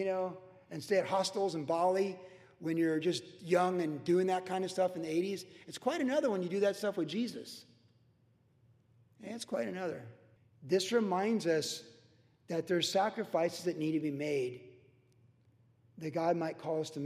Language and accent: English; United States; from being American